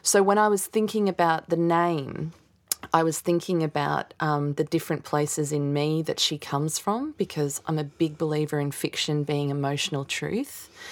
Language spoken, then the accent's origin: English; Australia; as an Aussie kid, 'cause I wasn't learning that history at school